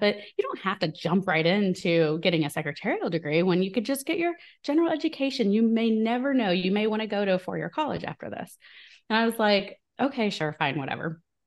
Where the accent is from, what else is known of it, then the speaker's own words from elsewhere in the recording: small town in Illinois, United States; moved away; I'm from the Midwest in, in the U S, so from a very small town in Illinois